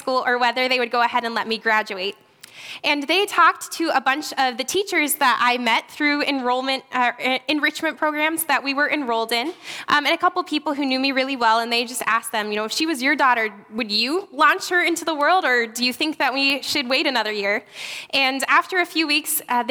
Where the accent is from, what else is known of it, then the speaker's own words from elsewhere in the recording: Virginia Beach, Virginia, United States; now in Buffalo, United States; I was born and raised in Virginia Beach